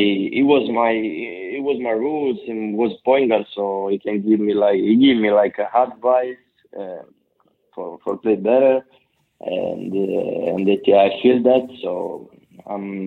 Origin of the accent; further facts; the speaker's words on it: Sassari, Sardinia, Italy; I was so happy to come back, you know, because it was my hometown